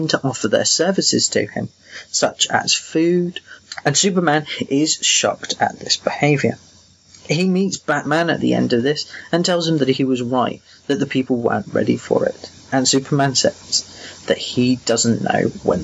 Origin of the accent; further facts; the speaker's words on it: England, United Kingdom; I'm that English guy